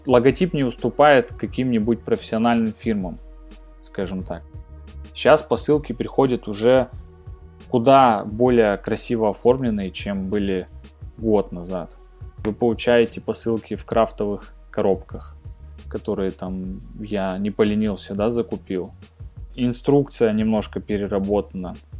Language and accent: Russian; Krasnoyarsk, Krasnoyarsk Krai, Russia; в Красноярске, ну это город, откуда я родом